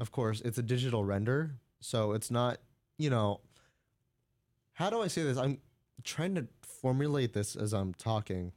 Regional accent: United States; I'm an American

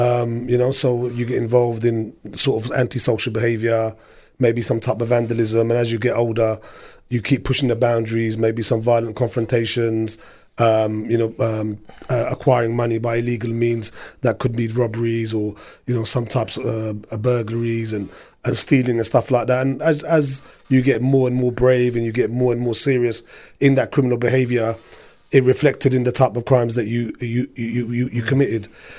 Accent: Punjab, Pakistan; Looting majority people are from Azad Kashmir or I'm from the Punjab.

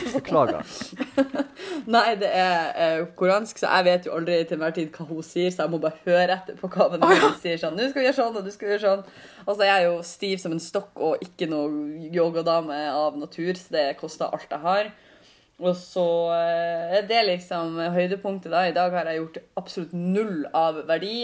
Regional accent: Northern Norway, Norway; jeg er fra Nord-Norge

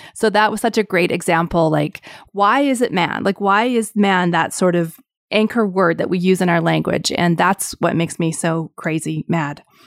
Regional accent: Canada; being Canadian

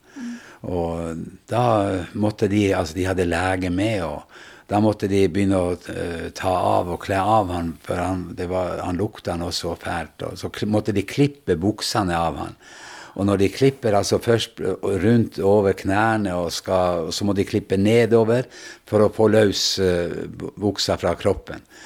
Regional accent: Vestre Jakobselv, Finnmark, Norway; Jeg kommer fra Finnmark. Eh, nærmeste byen er Vadsø, og bygda er Vestre Jakobselv

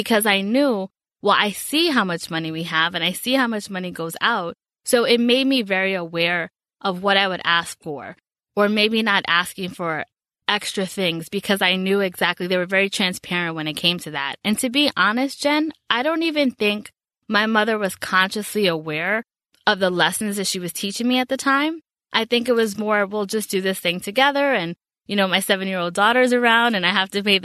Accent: New York City, New York, United States; I grew up in the Bronx in New York

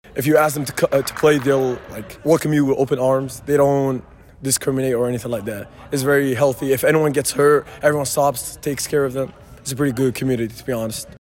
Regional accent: Muscat, Oman; now in Lincoln, United States; I'm from Muscat, Oman.

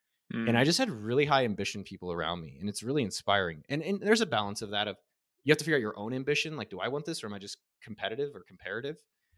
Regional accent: California, United States; Yeah. I was kind of, which was, I feel very lucky because my dad is a sales guy. He was like from Israel.

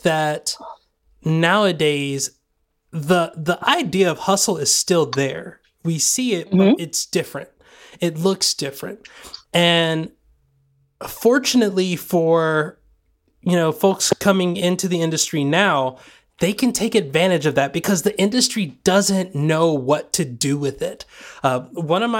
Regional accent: Sweetwater, Tennessee, United States; moved away; also born or lived in Georgia; Sweetwater, Tennessee, where I grew up

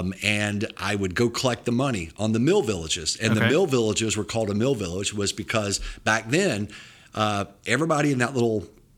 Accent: Lyman, South Carolina, United States; I grew up in a little town called Lyman, South Carolina, about 1,200 people.

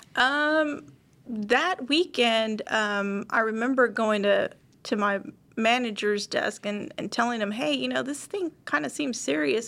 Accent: Dallas, Texas, United States; I'm born and raised here in Dallas, Texas.

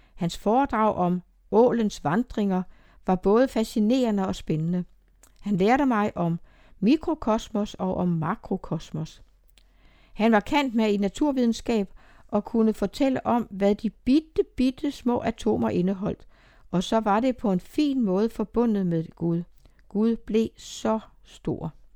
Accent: Emmerlev, Southern Denmark, Denmark; born or raised there

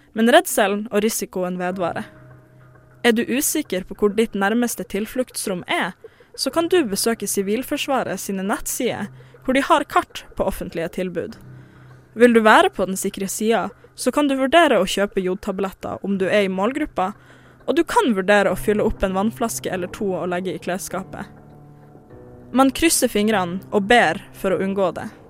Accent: Tromsø, Troms, Norway; now in Oslo, Norway; jeg er jo ikke fra Oslo. Sånn. Jeg er fra Tromsø.

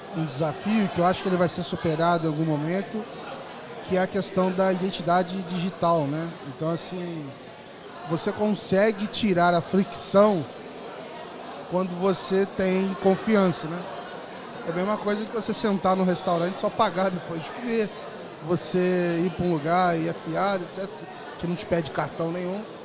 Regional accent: interior of Rio de Janeiro, Brazil; moved away; decidi retornar é, a morar no Rio. Eu, eu, resolvi morar no interior, lá na minha cidade natal.

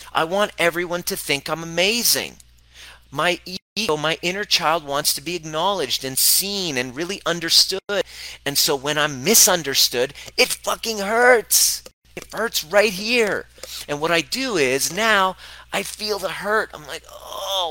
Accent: Canada; growing up in Canada

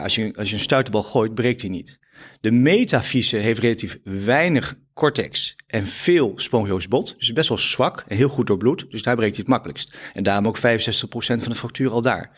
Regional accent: Epe, Gelderland, Netherlands; moved away; ik ben eh, eh, opgegroeid in Epe op de Veluwe

